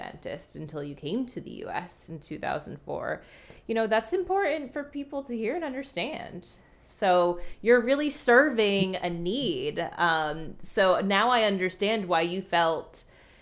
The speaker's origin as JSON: {"language": "English", "country": "United States", "tie": "born or raised there", "said": "growing up here in the US"}